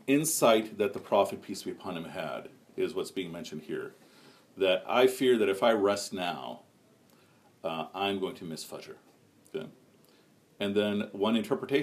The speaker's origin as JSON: {"language": "English", "town": "Chicago", "region": "Illinois", "country": "United States", "tie": "born or raised there", "said": "growing up in Chicago"}